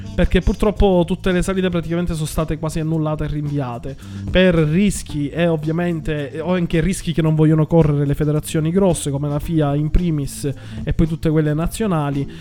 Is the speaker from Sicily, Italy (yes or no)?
yes; Sicily, Italy; now in Milan, Italy; io che vengo dalla Sicilia